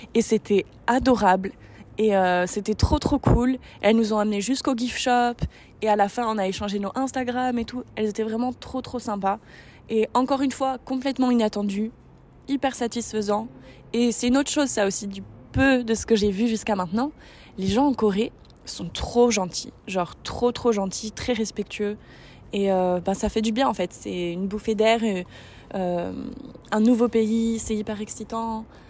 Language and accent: French; San Francisco, California, United States; moved away; Je suis half American et j'ai grandi à San Francisco